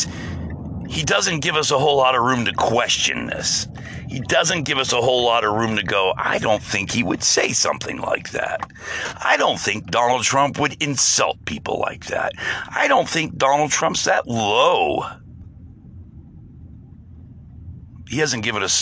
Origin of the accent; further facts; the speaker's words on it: United States; as an American